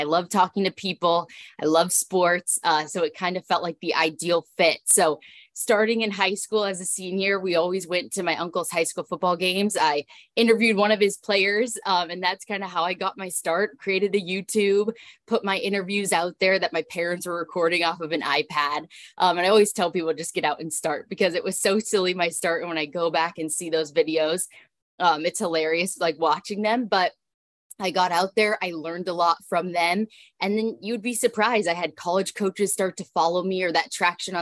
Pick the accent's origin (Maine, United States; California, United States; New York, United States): California, United States; Southern; also born or lived in Texas; now in Washington, D.C., United States; I'm born and raised in Southern California